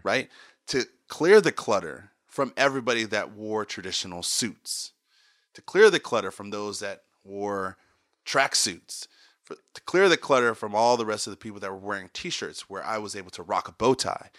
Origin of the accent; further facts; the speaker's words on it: Potomac, Maryland, United States; also born or lived in California; I grew up in Maryland, Potomac, Maryland